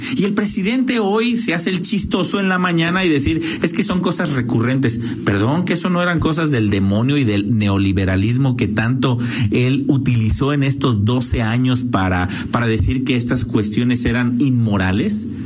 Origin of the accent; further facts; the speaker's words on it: Mexico; como mexicanos